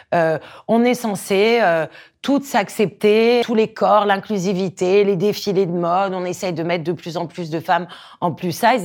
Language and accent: French; Corsica, France; J'ai grandi en Corse